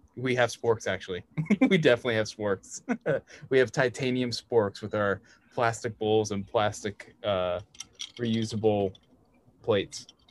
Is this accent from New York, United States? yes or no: yes; Red Hook, New York, United States; also born or lived in Woodstock, New York; I grew up in Red Hook, um, very close to where you are in Tivoli but I also lived in Woodstock